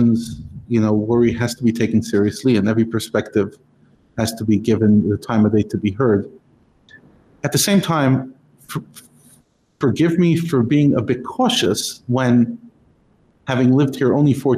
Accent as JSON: {"language": "English", "country": "United States", "tie": "born or raised there", "moved": "yes", "lives_now": "South Africa", "said": "Growing up in America"}